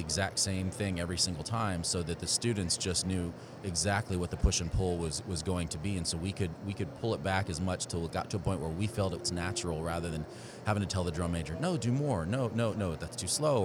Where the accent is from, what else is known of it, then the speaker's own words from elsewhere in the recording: Houston, Texas, United States; growing up in the Houston area, going to Westfield High School and then the University of Houston